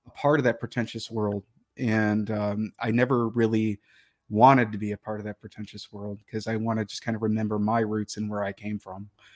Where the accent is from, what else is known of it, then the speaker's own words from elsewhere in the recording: Detroit, Michigan, United States; moved away; I grew up in Detroit. and, uh, in the city of Detroit